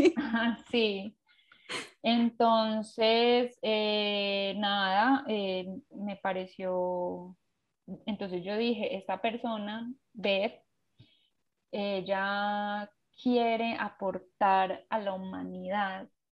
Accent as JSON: {"language": "Spanish", "town": "Pereira", "region": "Risaralda", "country": "Colombia", "said": "soy de Colombia, de Pereira"}